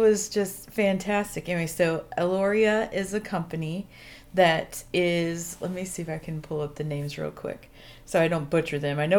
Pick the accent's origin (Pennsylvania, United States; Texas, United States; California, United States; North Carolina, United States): Texas, United States; accent: drawl; I am from Texas, so.